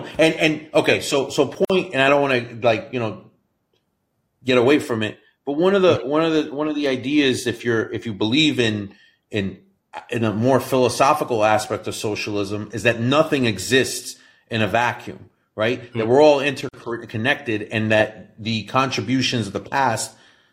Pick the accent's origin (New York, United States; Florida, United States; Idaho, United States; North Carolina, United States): New York, United States; I'm from New York